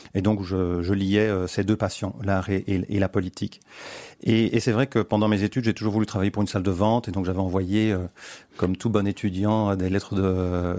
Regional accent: Antwerp, Flanders, Belgium; also born or lived in Brussels; j'ai grandi à Anvers dans une famille bilingue

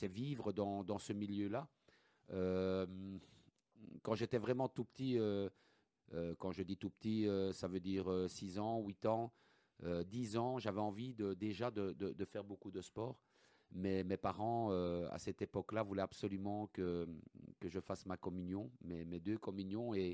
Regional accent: Charleroi, Wallonia, Belgium; Je suis un Carolo, né, né à Charleroi.

